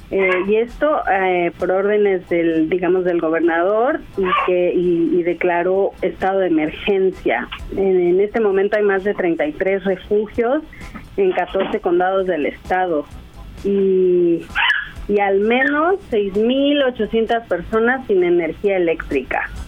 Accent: Mexico; pues soy güera, eh, de ojo claro, nací en México, crecí en México, mi mamá mexicana, pero papá de acá, de California justamente. Y muchas veces en México me dicen, oye, pero tú como que tienes un acento.

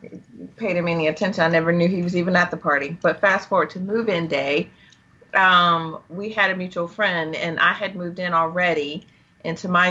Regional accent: Malden, South Carolina, United States; from Malden, South Carolina

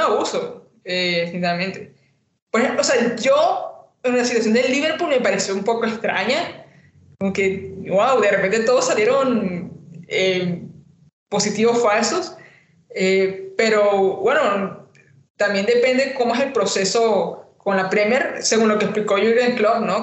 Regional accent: Colombia; de Colombia

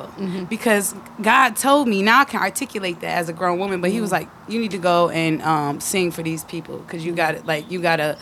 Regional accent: Detroit, Michigan, United States; also born or lived in North Carolina; now in Atlanta, United States; I'm from Detroit

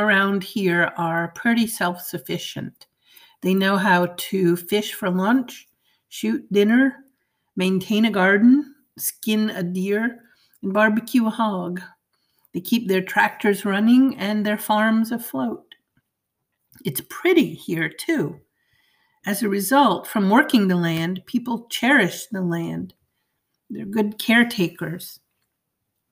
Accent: Maine, United States; moved away; I'm from Maine, and the growing season is so short, it barely makes it worth it to put a garden

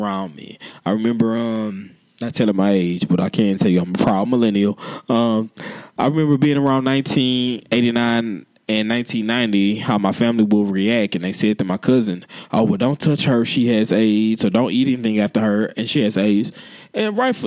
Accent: Houston, Texas, United States; I am a born and bred Houstonian.

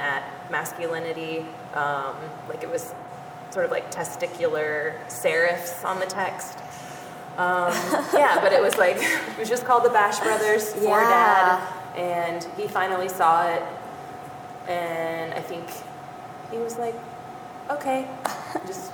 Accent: Vallejo, California, United States; moved away; also born or lived in Iowa; I'm originally from California.

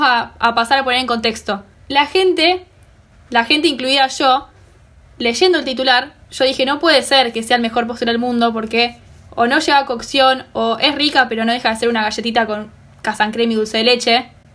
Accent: Rosario, Santa Fe, Argentina; born or raised there

